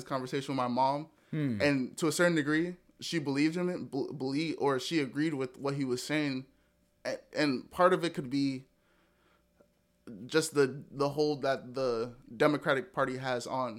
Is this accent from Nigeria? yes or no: yes; Nigeria; Like, I'm Nigerian.